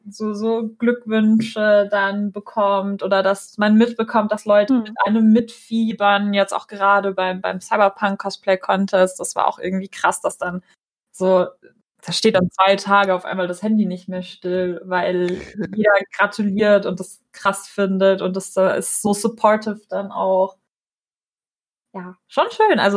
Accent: Russia; ich komme selber aus Russland

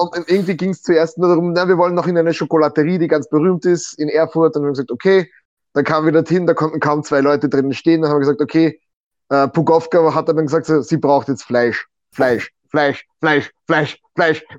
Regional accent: Austria; als Österreicher

